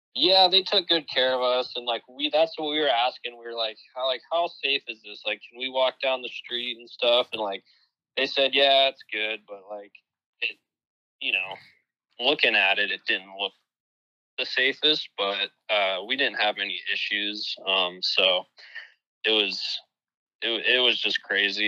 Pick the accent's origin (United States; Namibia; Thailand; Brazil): United States; Ohio; my home state of Ohio